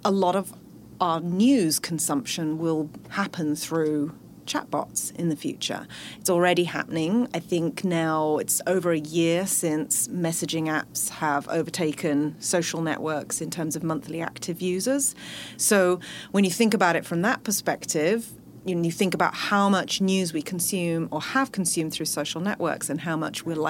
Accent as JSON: {"language": "English", "country": "United Kingdom", "accent": "British", "moved": "as an adult", "lives_now": "Bay Area, United States", "said": "I actually started my career in the UK, as you can probably tell from my accent"}